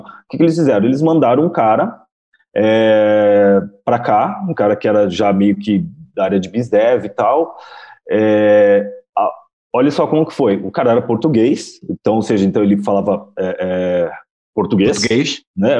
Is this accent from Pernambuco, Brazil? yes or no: no; São Paulo, Brazil; eu sou daqui de São Paulo. Quem me conhece sabe que sou com essa cara de japonês, mas sou brasileiro